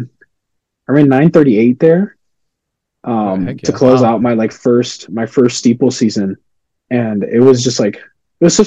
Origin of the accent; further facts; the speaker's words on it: San Antonio, Texas, United States; I'm from San Antonio, so it's like it's hot down here